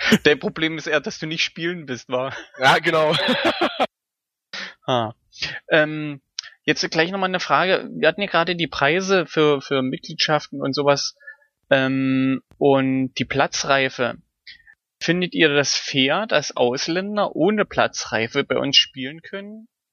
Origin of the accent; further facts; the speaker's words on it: Germany; als Deutscher